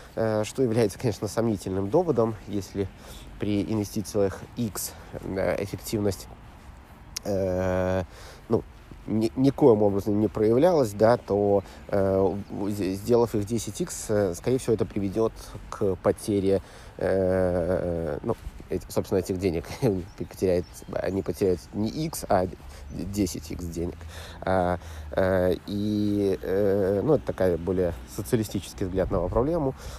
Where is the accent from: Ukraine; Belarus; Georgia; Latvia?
Belarus; я из Белоруссии